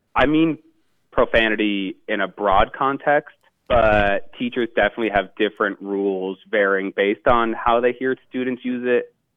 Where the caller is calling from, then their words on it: Los Angeles, California, United States; I'm calling from Los Angeles, California